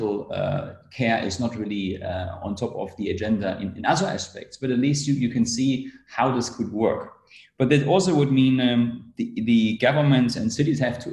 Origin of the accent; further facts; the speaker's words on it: Germany; I come from Germany